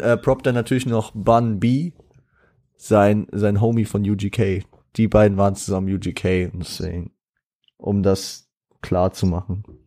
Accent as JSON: {"language": "German", "town": "Frankfurt", "region": "Hesse", "country": "Germany", "said": "ich bin auch stolzer Frankfurter"}